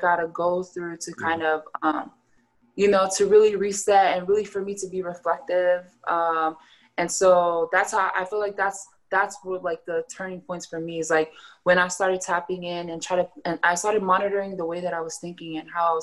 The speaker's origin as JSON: {"language": "English", "country": "Tonga", "said": "I'm Tongan"}